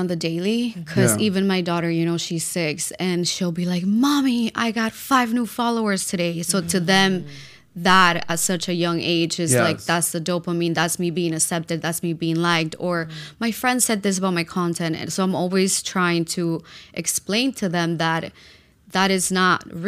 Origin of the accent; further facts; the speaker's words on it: Peru; moved away; I come from a lot of abuse growing up in Peru.